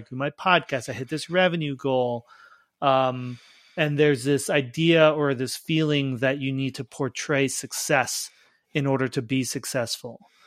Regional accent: Long Island, New York, United States; I grew up on Long Island

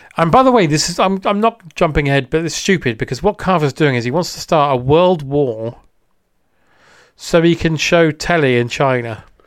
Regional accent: United Kingdom; as a British person

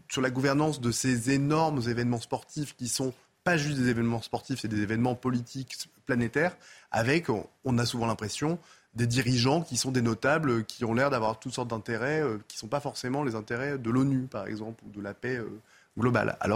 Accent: France; c'est là où nous, en tant que Français, on ne peut pas non plus euh, considérer que c'est le sujet du CIO

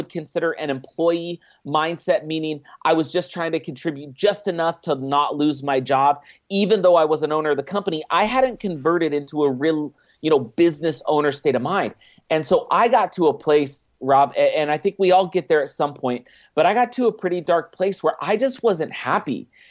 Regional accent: Oakland, California, United States; But, I grew up in just outside of Oakland, California, and lived there my entire life until I went and I served a mission for my church for 2 years in Germany and returned home in 2000.

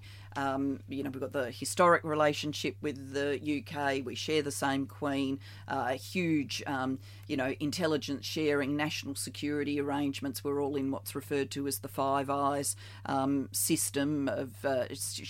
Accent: South Australia, Australia; moved away as an adult; also born or lived in Barry, Wales / Victoria, Australia; I moved from South Australia to Victoria before the national competition

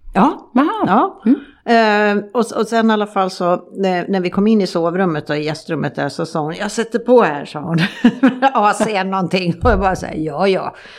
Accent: Sweden; moved away; hemma i Sverige

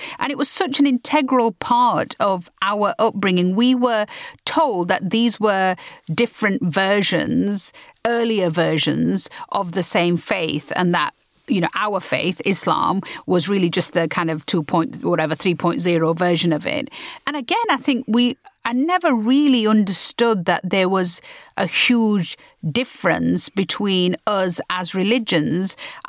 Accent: United Kingdom; Having worked out a place for being British and Asian, we were having to re-find our identity as British and Muslim.

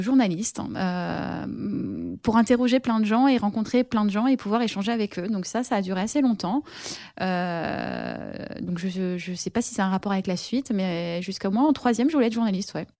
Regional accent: Paris, Île-de-France, France; je suis parisienne

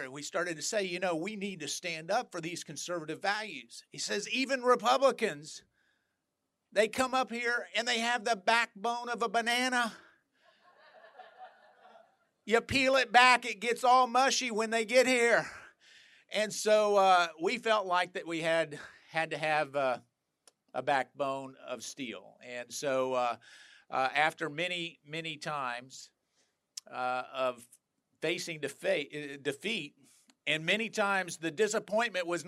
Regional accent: North Carolina, United States; I'm from North Carolina

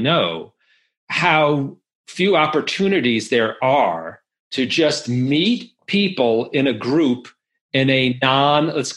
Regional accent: New York, United States; I grew up in New York

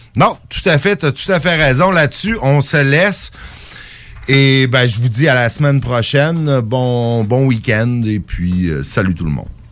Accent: Quebec, Canada; en tant que Québécois

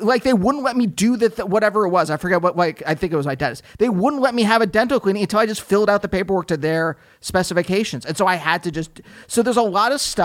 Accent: Pennsylvania, United States; growing up in Pennsylvania

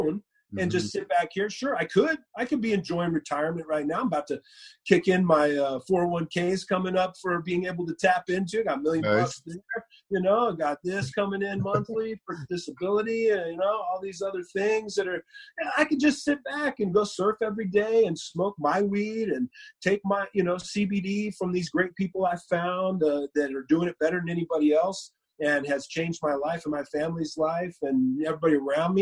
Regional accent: Moreno Valley, California, United States; I helped a marijuana dispensary group get licensing in my hometown. They were looking for licensing in Southern California, and my hometown was coming up.

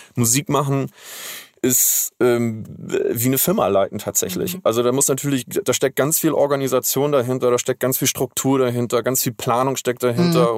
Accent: Schleswig-Holstein, Germany; aufgewachsen und geboren bin ich in Schleswig-Holstein

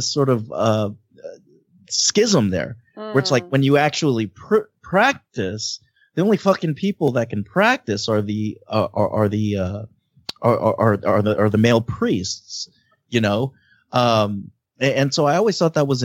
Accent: United States; when they came to the United States and had my sister

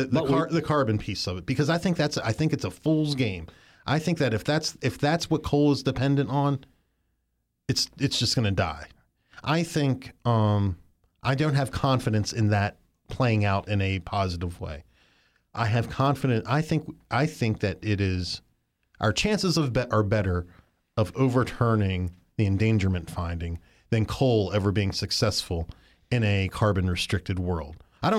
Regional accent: Maryland, United States; also born or lived in West Virginia; I'm from Western Maryland, and lived in West Virginia for some during my early teen years.

